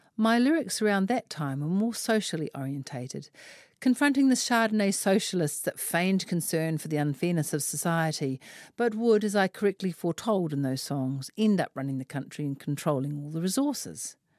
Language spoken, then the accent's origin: English; Auckland, New Zealand; I grew up in West Auckland with three brothers surrounded by a neighbourhood full of lads